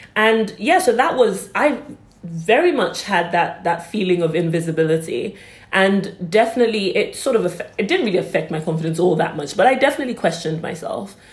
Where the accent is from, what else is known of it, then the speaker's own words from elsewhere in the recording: London, United Kingdom; when I was growing up in, in London, when I was um, much younger, so about say 10